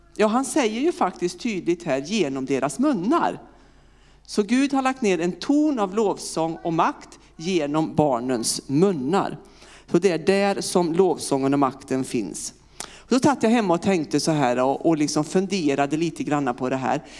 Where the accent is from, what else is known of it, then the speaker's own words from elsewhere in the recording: Vinninga, Västra Götaland, Sweden; accent: västgöte; moved away as an adult; also born or lived in Partille / Uppsala; now in Örkelljunga, Sweden; jag är född och uppvuxen eh, strax utanför Lidköping på ett en liten, ja, samhälle som heter Vinninga.